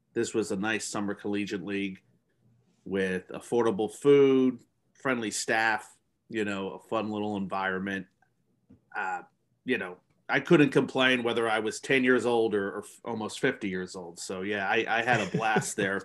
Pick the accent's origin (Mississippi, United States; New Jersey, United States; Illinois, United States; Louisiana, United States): New Jersey, United States; I'm from New Jersey